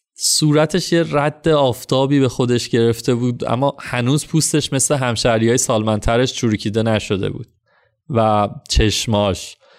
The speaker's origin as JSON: {"language": "Persian", "country": "Iran", "said": "اهل کجایی و تا گفتم ایران"}